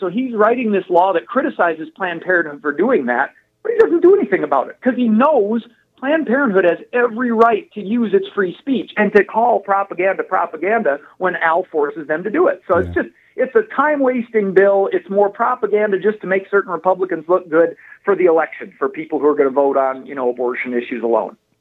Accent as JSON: {"language": "English", "area": "Lake Herman", "region": "South Dakota", "country": "United States", "tie": "born or raised there", "lives_now": "Aberdeen, United States", "said": "I grew up on Lake Herman."}